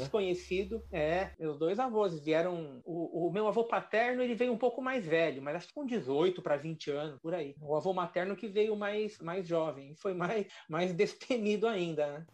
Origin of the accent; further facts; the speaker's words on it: Brazil; somos do Brasil.